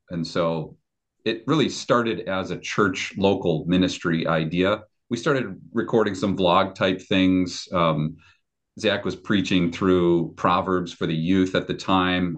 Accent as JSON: {"language": "English", "town": "Chicago", "region": "Illinois", "country": "United States", "tie": "born or raised there", "also_born_or_lived": "Sumas, Washington", "moved": "as an adult", "said": "I grew up in the Chicago area in the Christian Reformed Church."}